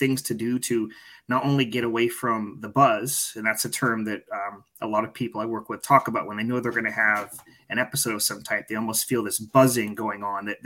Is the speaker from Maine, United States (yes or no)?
yes; Maine, United States; I grew up living in Maine. That's my home